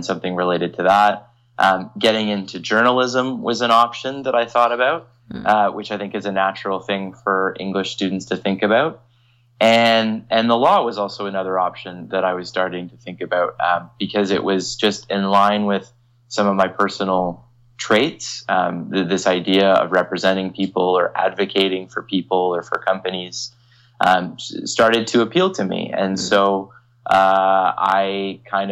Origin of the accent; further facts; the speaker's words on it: Toronto, Ontario, Canada; also born or lived in London, Ontario / Halifax, Nova Scotia; I'm from the Toronto area, and I always wanted to come back home to work and to practice law